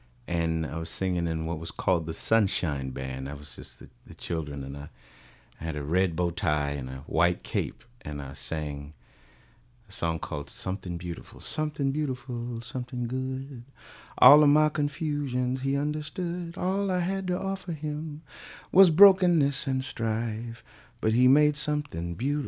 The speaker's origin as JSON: {"language": "English", "town": "Bakersfield", "region": "California", "country": "United States", "tie": "born or raised there", "said": "back in my time in Bakersfield, communities probably were separated pretty well by the railroad tracks."}